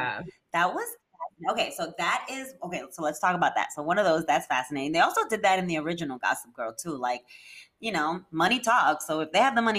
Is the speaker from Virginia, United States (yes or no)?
no; New York City, New York, United States; as a kid growing up in New York City myself